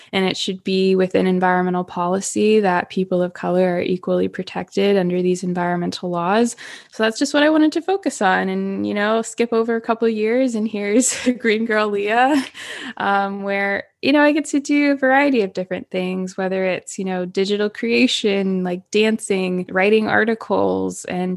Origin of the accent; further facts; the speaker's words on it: Florissant, Missouri, United States; moved away as an adult; also born or lived in Orange County, California; now in Ventura, United States; I was born and raised in Florissant, Missouri, which is right outside of St. Louis, Missouri